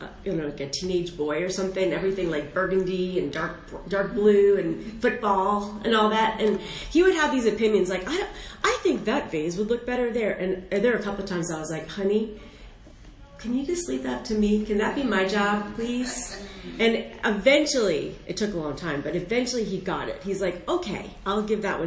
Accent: Northern Virginia, United States; I am from Northern Virginia

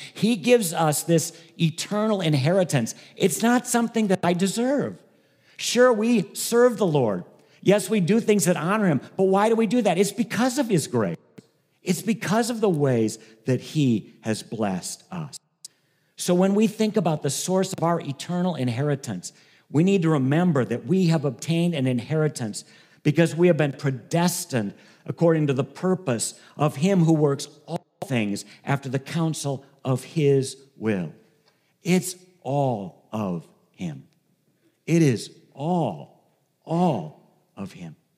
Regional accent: Ohio, United States; moved away as an adult; now in Michigan, United States; I grew up in Ohio. Um, I've lived in Michigan for thirty years

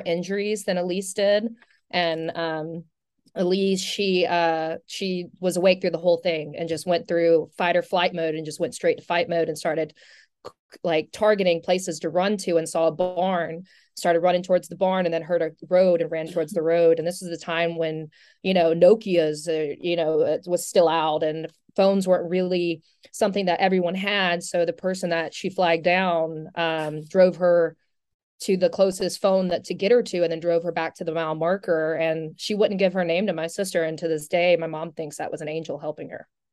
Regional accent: St. Simons Island, Georgia, United States; moved away; I'm from Saint Simon's Island

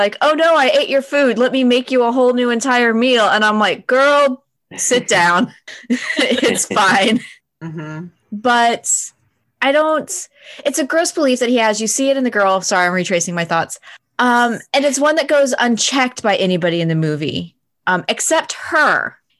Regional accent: United States; I'm American and this is how we're raised to enjoy theater and media.

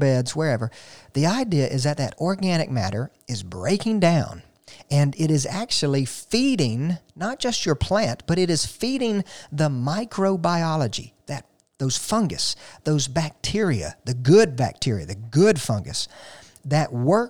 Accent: Flowery Branch, Georgia, United States; sort of my hometown, where, of course, you can find me throughout the week, Flowery Branch, Georgia.

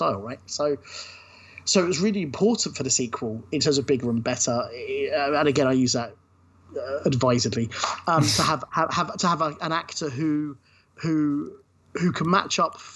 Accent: Brighton, South East England, United Kingdom; Brighton, which is my hometown

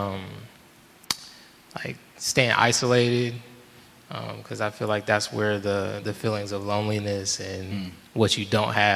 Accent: Fort Wayne, Indiana, United States; now in Chicago, United States; I am originally from Fort Wayne, Indiana

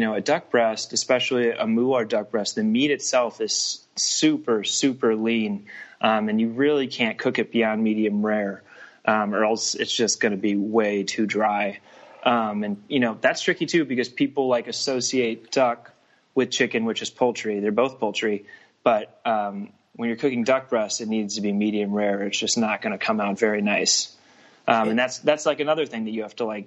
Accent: Missouri, United States; I'm from Missouri

